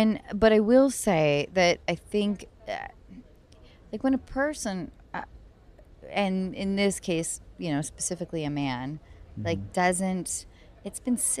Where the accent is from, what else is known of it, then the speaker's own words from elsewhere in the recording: Washington, United States; From my home state of Washington.